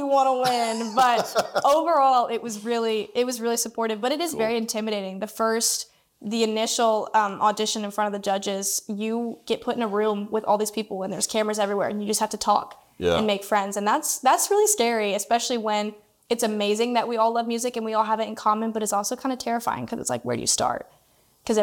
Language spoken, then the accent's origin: English; Clarksville, Tennessee, United States; I'm from Clarksville, Tennessee, which is about 45 minutes out of Nashville